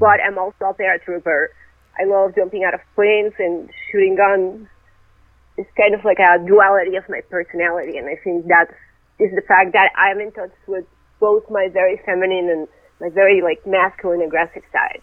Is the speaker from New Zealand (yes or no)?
no; Venezuela; moved away as an adult; also born or lived in Russia; now in United States; I was born in Russia, but when I was really young, I moved to Venezuela, and that's where I grew up